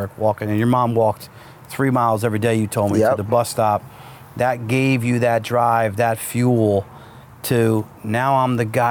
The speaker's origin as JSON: {"language": "English", "country": "United States", "tie": "born or raised there", "said": "I grew up here in America"}